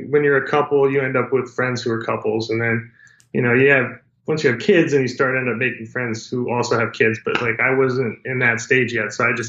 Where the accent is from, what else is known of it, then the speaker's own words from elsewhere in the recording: Colorado Springs, Colorado, United States; Yeah, I actually grew up in Colorado Springs. It's my hometown.